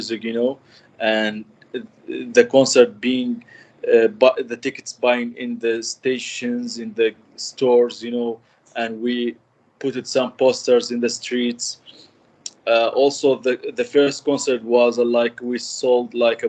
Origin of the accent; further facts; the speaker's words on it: Kirkuk, Kirkuk Governorate, Iraq; 33 years old. I'm from Iraq, Kirkuk City.